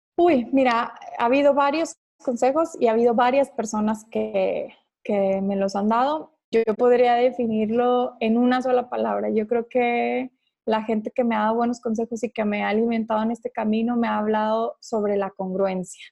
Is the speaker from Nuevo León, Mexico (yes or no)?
no; Ciudad Juárez, Chihuahua, Mexico; yo soy de Ciudad Juárez